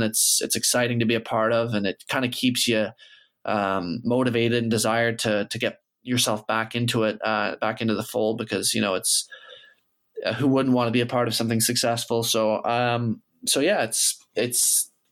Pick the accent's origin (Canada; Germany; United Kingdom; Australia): Canada; I am Canadian and I grew up here